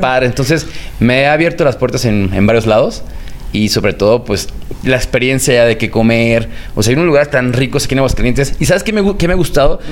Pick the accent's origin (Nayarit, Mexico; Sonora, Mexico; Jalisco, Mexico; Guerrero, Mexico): Jalisco, Mexico; Guadalajara; yo soy de Guadalajara